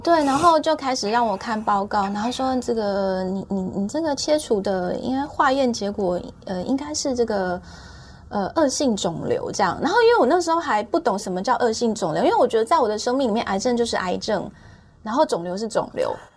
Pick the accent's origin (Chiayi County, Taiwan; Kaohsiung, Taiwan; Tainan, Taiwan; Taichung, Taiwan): Taichung, Taiwan; moved away as an adult; now in Taipei, Taiwan; 我是台中人，我的家人都在台中